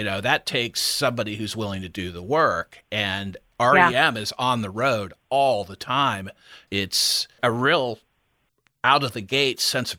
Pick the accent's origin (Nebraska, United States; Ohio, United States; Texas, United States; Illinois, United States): Ohio, United States; moved away as an adult; also born or lived in Washington, D.C.; I grew up in Ohio. I moved to Washington, D.C. in 1983.